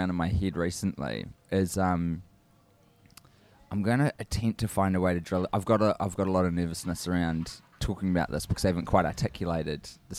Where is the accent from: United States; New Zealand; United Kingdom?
New Zealand; from New Zealand